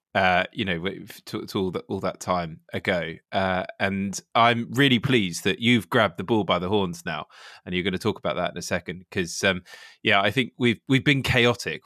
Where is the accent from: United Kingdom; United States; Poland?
United Kingdom; Suffolk, East of England; I grew up in Suffolk